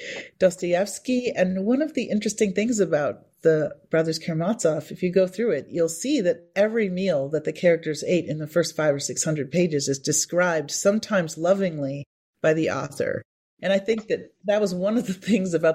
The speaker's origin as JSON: {"language": "English", "town": "Appleton", "region": "Wisconsin", "country": "United States", "tie": "born or raised there", "moved": "as an adult", "said": "I was born in Appleton, Wisconsin, and I spent the first 18 years of my life in Appleton"}